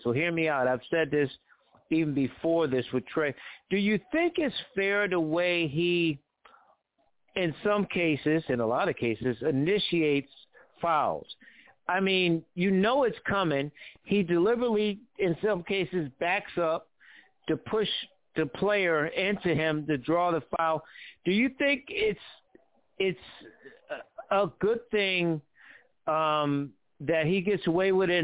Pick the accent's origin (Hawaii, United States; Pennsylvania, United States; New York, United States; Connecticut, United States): Connecticut, United States; I'm from Connecticut.